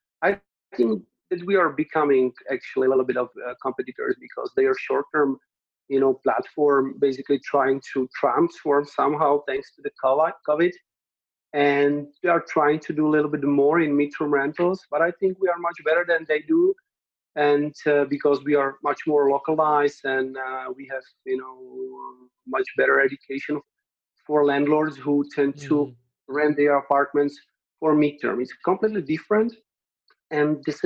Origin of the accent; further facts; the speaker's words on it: Czechia; moved away as an adult; now in Brno, Czech Republic; I am from the village where it's like 20,000 inhabitants.